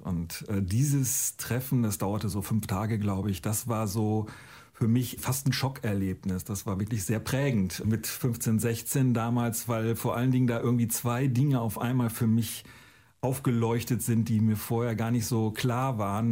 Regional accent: Northern Germany, Germany

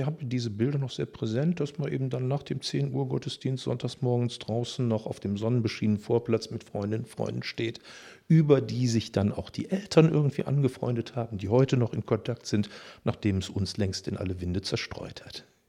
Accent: Düsseldorf, North Rhine-Westphalia, Germany; ich bin tatsächlich in Düsseldorf geboren in den 60er Jahren

